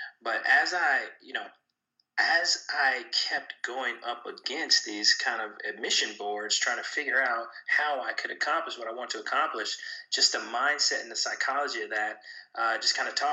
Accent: Kansas City, Missouri, United States; I'm originally from Kansas City, Missouri

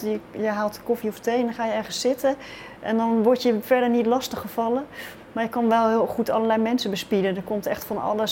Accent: Rotterdam, South Holland, Netherlands; ik kom uit Rotterdam

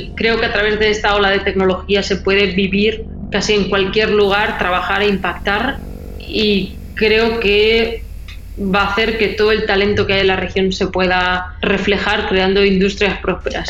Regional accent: Spain; now in Miami, United States; de donde yo vengo en España

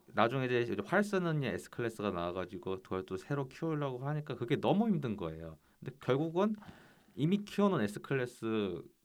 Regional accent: South Korea

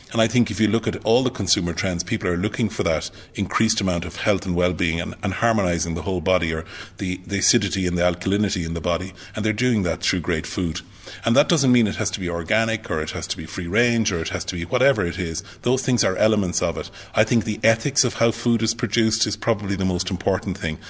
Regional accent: Clonmel, Munster, Ireland; I'm a very proud Tipperary man

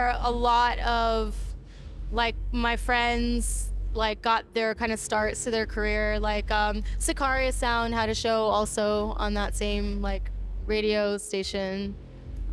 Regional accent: New York City, New York, United States; also born or lived in Japan; I grew up in the Bronx, I'm from New York

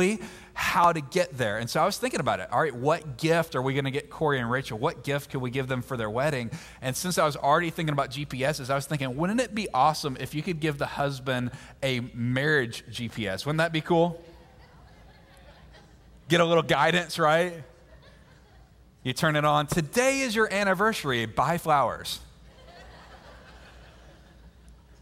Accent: Mississippi, United States; now in Georgia, United States; I grew up most of my life in Mississippi.

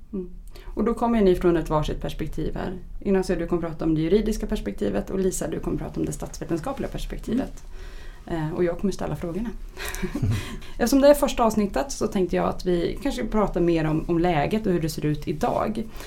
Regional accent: Uppsala, Uppsala County, Sweden; min hemstad Uppsala

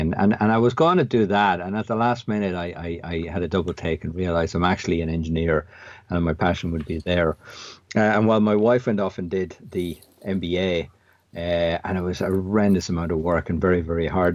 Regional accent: an hour outside Dublin, Leinster, Ireland; I grew up in Southern Ireland, uh, about an hour outside Dublin.

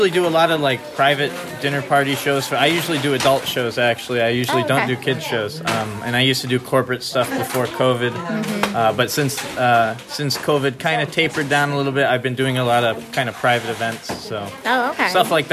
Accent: Columbus, Ohio, United States; also born or lived in Detroit, Michigan; I'm originally from Detroit, but I've been in Columbus, Ohio for most of my life

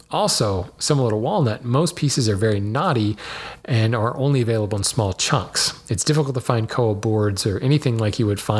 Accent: Hawaii, United States; born there; I technically am Hawaiian. I was born in Hawaii. Um, but I would never say I'm a native Hawaiian because I'm an haole through and through. I was, a, I was an Air Force brat who happened to be on the Big Island, or excuse me, on, on the island of Oahu when I was born.

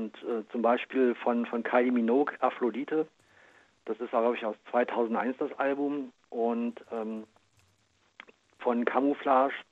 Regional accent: Braunschweig, Lower Saxony, Germany; Ja, ich komme aus Braunschweig.

